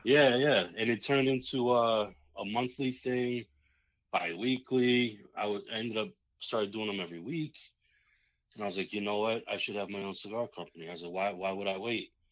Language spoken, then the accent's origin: English; United States; also born or lived in Massachusetts; I grew up in New York and Massachusetts area.